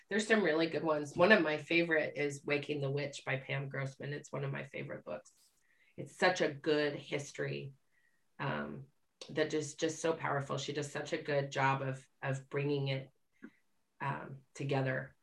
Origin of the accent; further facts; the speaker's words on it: Utah, United States; I grew up in Utah